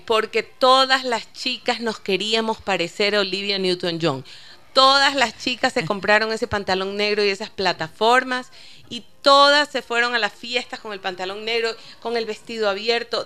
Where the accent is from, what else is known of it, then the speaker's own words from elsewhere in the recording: Ecuador; Creo que mi adolescencia completa ya en Ecuador.